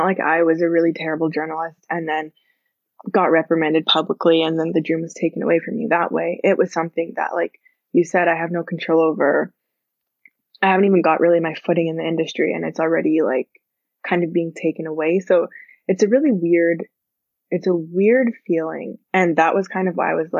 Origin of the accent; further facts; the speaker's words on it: Canada; But I was born in Canada, so I'm from Canada.